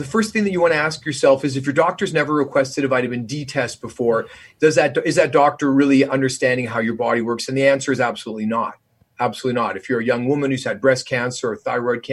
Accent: Canada; moved away as an adult; now in United States; I'm Canadian, so I already come from a more socialistic country. And, you know, I've been here for 20 years

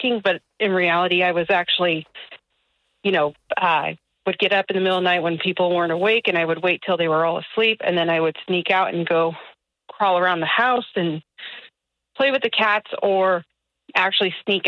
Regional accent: California, United States; now in Nashville, United States; I'm from California

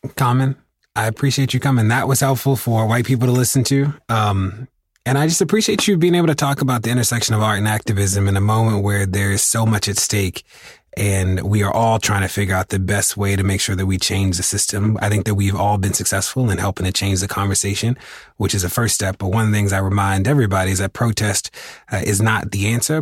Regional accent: Baltimore, Maryland, United States; my my hometown is uh, is a great example

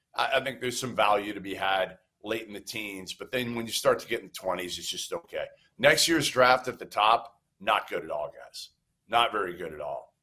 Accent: Boston, Massachusetts, United States; I'm from Boston

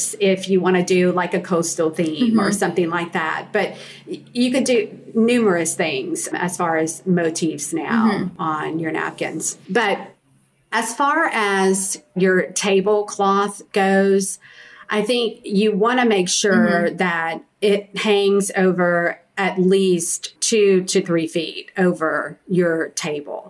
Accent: the South, United States; being a Southerner, a true Southern lady

